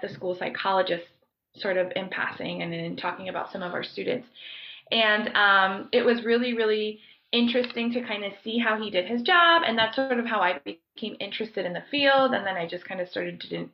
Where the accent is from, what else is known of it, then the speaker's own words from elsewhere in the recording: Broward County, Southeast Florida, United States; moved away as an adult; also born or lived in Colombia; now in Ohio, United States; I grew up in Southeast Florida. I grew up in Broward County